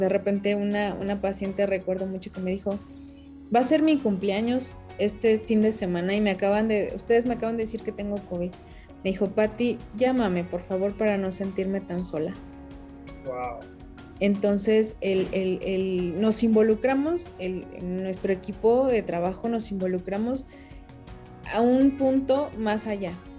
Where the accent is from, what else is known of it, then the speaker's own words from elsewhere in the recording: Mexico City, Mexico; yo nací en la Ciudad de México